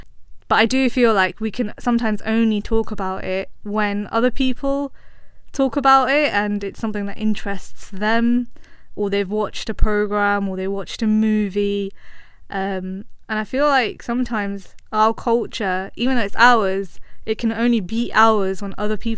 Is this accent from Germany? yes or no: no; United Kingdom; us as British Asians